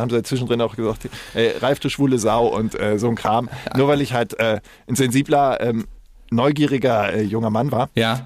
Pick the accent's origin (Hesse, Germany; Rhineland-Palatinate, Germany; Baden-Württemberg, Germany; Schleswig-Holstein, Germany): Rhineland-Palatinate, Germany; Koblenz; also born or lived in Munich / Rottach-Egern / Ilmenau / Stralsund (ancestry); now in Hamburg, Germany; bin in München geboren ähm, und äh, im Rheinland in Koblenz aufgewachsen. Also ich war äh, ersten fünf Jahre meines Lebens war ich südlich von München